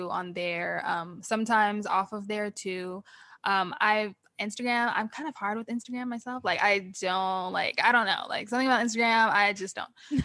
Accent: Nashville, Tennessee, United States; moved away as an adult; also born or lived in Los Angeles; now in Memphis, United States; my hometown is Nashville

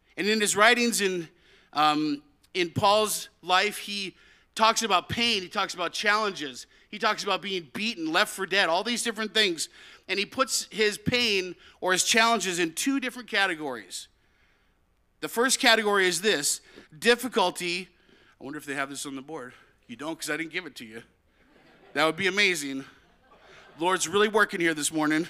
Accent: United States; now in Canada; I'm from America

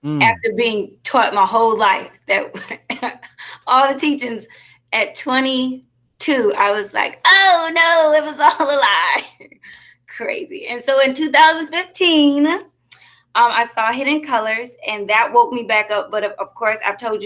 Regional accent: Columbia, South Carolina, United States; also born or lived in Richmond, Virginia; now in Atlanta, United States; I am originally from Richmond, Virginia, born in Richmond, Virginia, raised in Columbia, South Carolina. Now I'm residing in Atlanta, Georgia

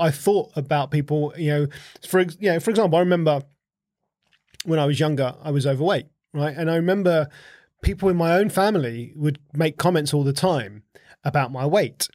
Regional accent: Essex, East of England, United Kingdom; I grew up in Essex

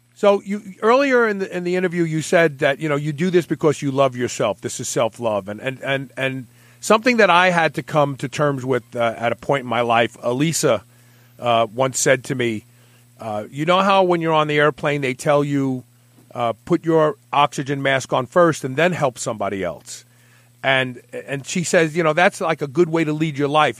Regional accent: New York City, New York, United States; growing up in Brooklyn.

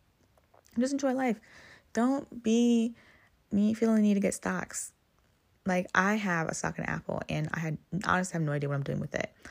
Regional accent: Ghana; now in United States; As a Ghanaian

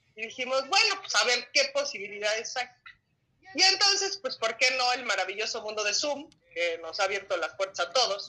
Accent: Mexico; como buenos mexicanos

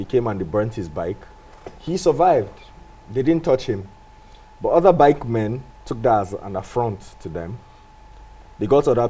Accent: Jos, Plateau, Nigeria; I grew up in Jos

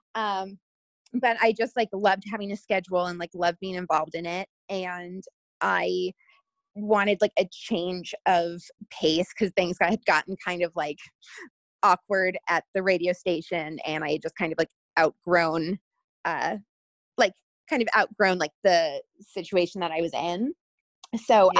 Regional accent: Florida, United States; also born or lived in Seattle; now in Los Angeles, United States; I'm originally from Florida and I have now lived

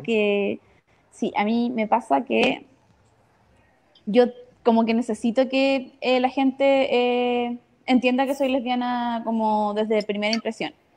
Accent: Iquique, Tarapacá, Chile; moved away as an adult; now in Santiago, Chile; yo soy del norte, de Iquique. Eh, crecí toda mi vida ahí

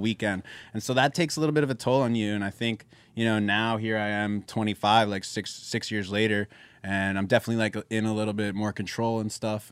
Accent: Philadelphia, Pennsylvania, United States; we're from Philly

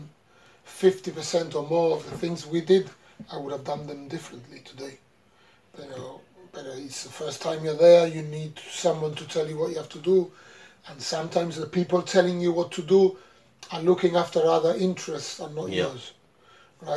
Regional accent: Gibraltar; as a Gibraltarian

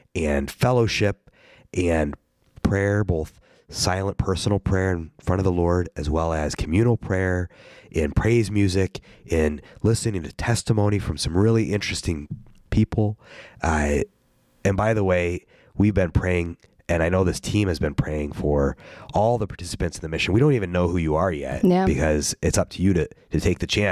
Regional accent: Ohio, United States; moved away; I am from Ohio

